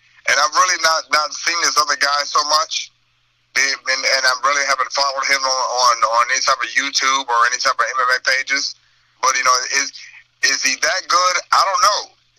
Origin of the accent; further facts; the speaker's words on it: East St. Louis, Illinois, United States; I'm from across the bridge. I'm from East St. Louis